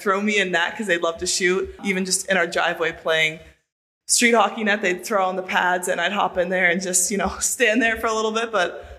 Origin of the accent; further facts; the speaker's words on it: Buffalo, New York, United States; Well, I grew up in Buffalo, so Ryan Miller, I was a huge fan of.